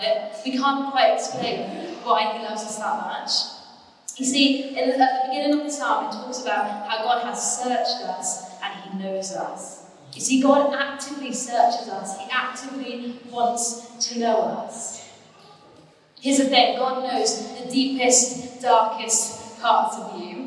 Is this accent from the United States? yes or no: no; Torquay, South West England, United Kingdom; moved away as an adult; also born or lived in Cardiff; I grew up in the Bay